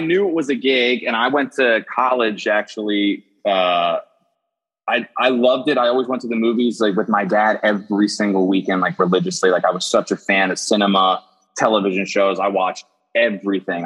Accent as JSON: {"language": "English", "town": "Wilmington", "region": "Delaware", "country": "United States", "tie": "born or raised there", "said": "I grew up uh, in Wilmington, Delaware, and uh, tiny, tiny state, right, about twenty minutes outside of Philadelphia."}